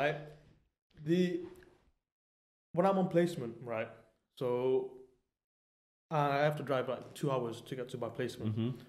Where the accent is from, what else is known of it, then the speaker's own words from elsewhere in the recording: Manchester, North West England, United Kingdom; also born or lived in Germany; I'm from Manchester.